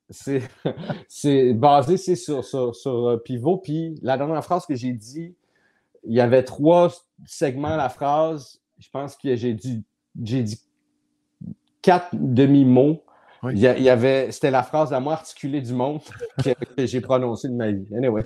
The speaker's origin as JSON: {"language": "French", "town": "Laval", "region": "Quebec", "country": "Canada", "tie": "born or raised there", "also_born_or_lived": "Montreal", "said": "moi, je suis né à Montréal, j'habitais à Montréal, puis le fait de partir de Montréal, puis s'en aller, euh, on a déménagé à Laval"}